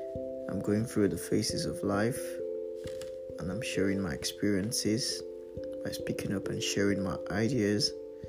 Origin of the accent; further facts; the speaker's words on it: Nigeria; moved away; also born or lived in Birmingham, United Kingdom; I'm a Nigerian